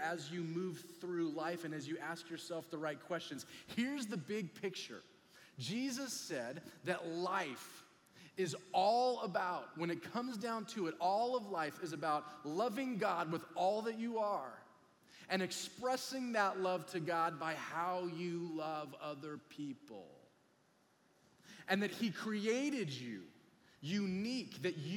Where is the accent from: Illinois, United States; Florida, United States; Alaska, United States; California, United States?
California, United States; Huntington Beach; we're from Huntington Beach